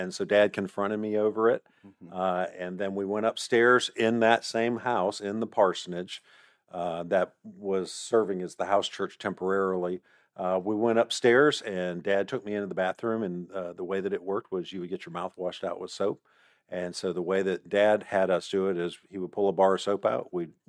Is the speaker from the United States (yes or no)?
yes; Mississippi, United States; moved away; also born or lived in Fredonia, New York; my dad was a church planter up in Buffalo, New York. We moved from Mississippi to a little town called Fredonia.